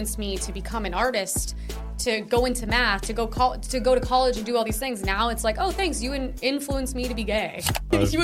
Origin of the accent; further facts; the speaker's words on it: United States; I'm American